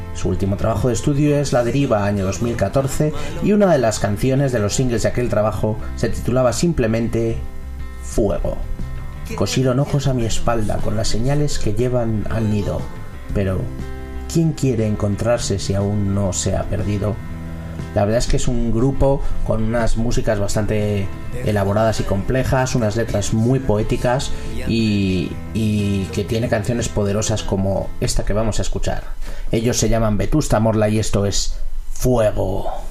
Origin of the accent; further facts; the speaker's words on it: Madrid, Community of Madrid, Spain; mi adolescencia en Madrid